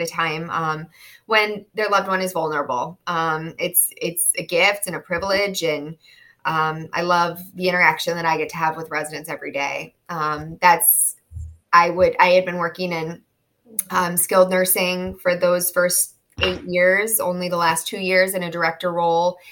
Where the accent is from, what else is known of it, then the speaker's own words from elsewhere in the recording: Chicago, Illinois, United States; moved away as an adult; now in South Florida, United States; I'm from Chicago, born and raised, and moved to South Florida about 5 years ago.